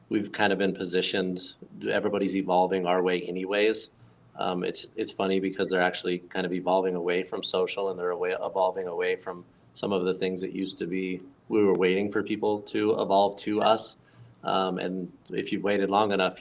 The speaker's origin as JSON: {"language": "English", "region": "Florida", "country": "United States", "tie": "born or raised there", "also_born_or_lived": "Arizona", "moved": "as an adult", "said": "I was born and raised in Florida"}